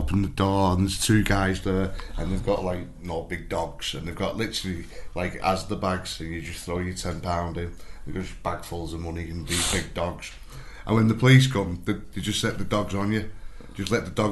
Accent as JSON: {"language": "English", "town": "Widnes", "region": "North West England", "country": "United Kingdom", "tie": "born or raised there", "said": "We grew up together in Widnes."}